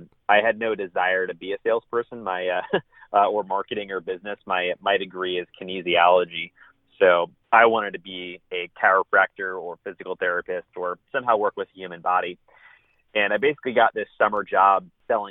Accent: San Diego, California, United States; moved away as an adult; also born or lived in Spokane, Washington; now in Dallas, United States; I am originally from San Diego, California, and that's where I was born and raised until I was 18

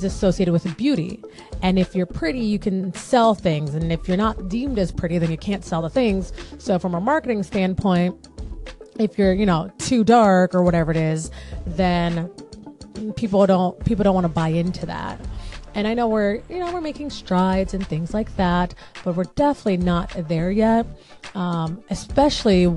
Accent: United States; that's a Black girl story growing up in America

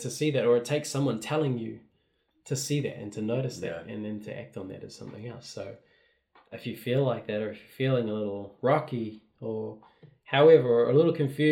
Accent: Rotorua, Bay of Plenty, New Zealand; now in Auckland, New Zealand; I'm from Rotorua, but I live in the city now in Auckland

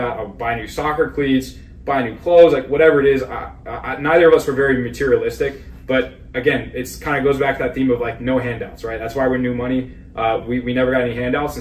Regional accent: Bergen County, North New Jersey, United States; We grew up in North New Jersey, so right across from New York City

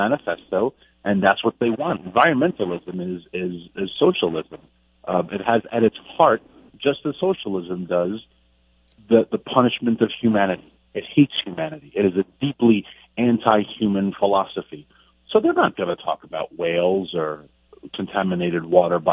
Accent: New York, United States; I'm a New Yorker

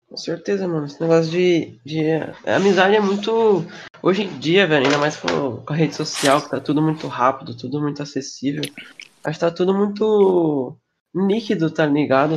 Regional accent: São Paulo, Brazil; sou de São Paulo

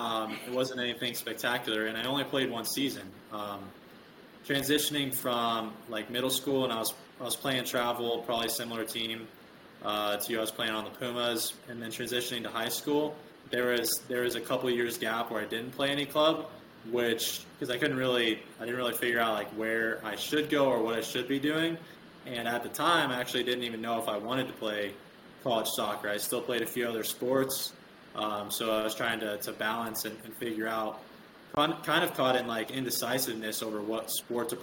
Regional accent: Rensselaer, Indiana, United States; I'm from Rensselaer

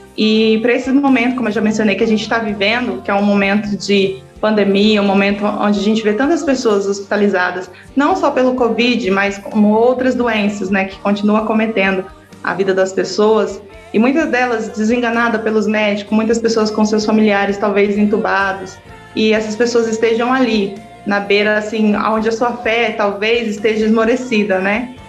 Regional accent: Bahia, Brazil; eu moro em Monte Santo, mas eu sou baiana, sou nordestina

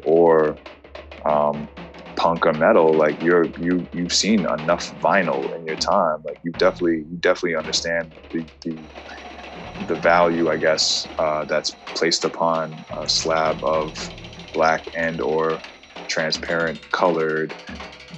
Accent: New York City, New York, United States; also born or lived in Jackson Heights, Queens; I'm from Manhattan originally, East Side

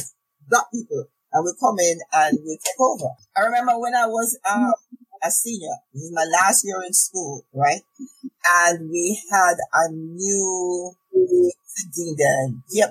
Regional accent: Jamaica; moved away as an adult; now in United States

